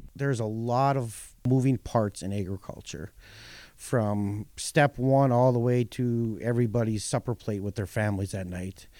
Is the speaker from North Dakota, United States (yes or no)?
yes; North Dakota, United States; born or raised there